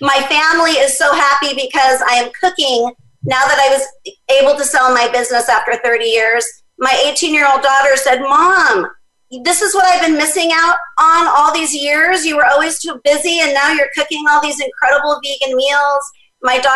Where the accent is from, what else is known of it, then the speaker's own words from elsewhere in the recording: Oceanside, California, United States; my hometown of Oceanside